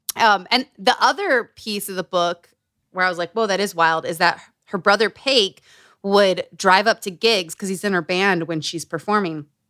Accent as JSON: {"language": "English", "region": "Utah", "country": "United States", "tie": "born or raised there", "said": "Growing up in Utah"}